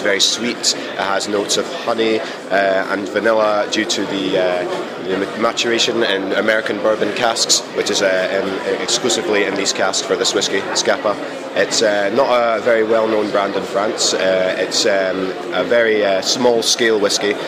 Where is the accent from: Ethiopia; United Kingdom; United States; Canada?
United Kingdom; southeast of Scotland; accent: less strong Scottish; I'm Scottish, yeah. I'm from the southeast of Scotland, just south of uh, Edinburgh, uh, very near the English border. So that's why my accent's slightly uh, less strong than most Scottish accents